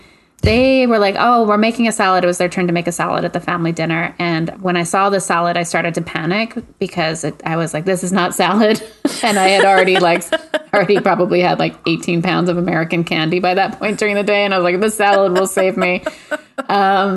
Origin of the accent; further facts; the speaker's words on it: Quebec, Canada; I grew up in Quebec